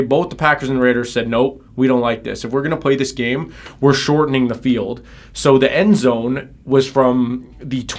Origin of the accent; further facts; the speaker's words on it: Winnipeg, Manitoba, Canada; my hometown of Winnipeg